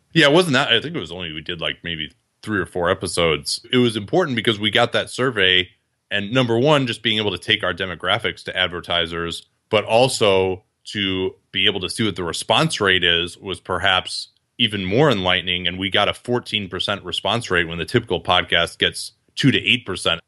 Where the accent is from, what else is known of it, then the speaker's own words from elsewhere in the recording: Chicago, Illinois, United States; I grew up in Chicago.